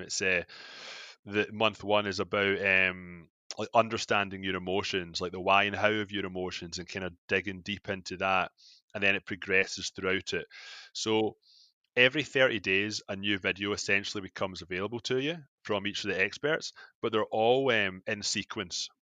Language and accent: English; Scotland, United Kingdom; moved away as an adult; now in Toronto, Canada; I'm from Scotland, like, uh, I moved to Canada uh, fourteen years ago